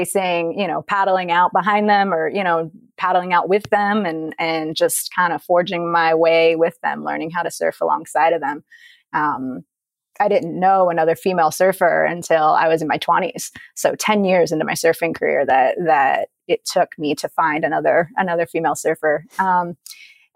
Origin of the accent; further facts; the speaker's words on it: Dover, Delaware, United States; I grew up in Delaware, born and raised